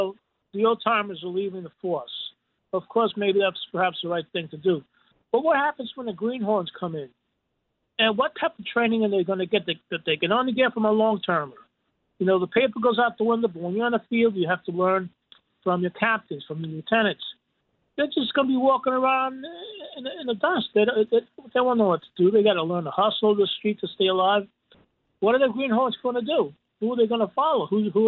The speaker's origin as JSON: {"language": "English", "town": "New York City", "region": "New York", "country": "United States", "tie": "born or raised there", "moved": "yes", "lives_now": "Jersey City, United States", "said": "I was born in Manhattan."}